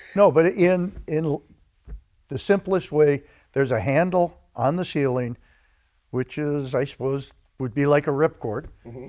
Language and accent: English; DeKalb, Illinois, United States; Grew up in a town called DeKalb, Illinois